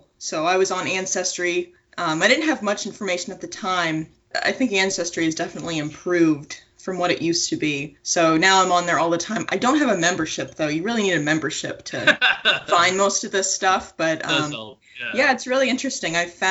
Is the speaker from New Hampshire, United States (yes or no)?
yes; Wilton, New Hampshire, United States; also born or lived in San Antonio, Texas / Iowa; So I'm originally from Wilton, New Hampshire. I was in a military family, so I've lived in San Antonio, Texas, and spent most of my life in Iowa, southern Iowa, not anywhere interesting like Des Moines.